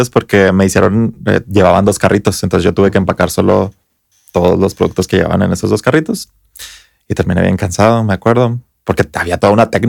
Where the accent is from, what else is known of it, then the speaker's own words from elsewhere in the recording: Chihuahua, Mexico; de la colonia eh, de Paseos de Chihuahua, que es de donde yo soy